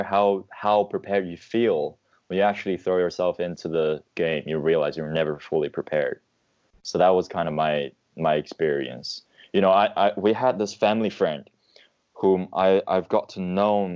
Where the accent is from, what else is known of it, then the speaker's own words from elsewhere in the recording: China; moved away as an adult; also born or lived in United Kingdom; I was from China, I was born and raised in an environment where I had this sort of big country mentality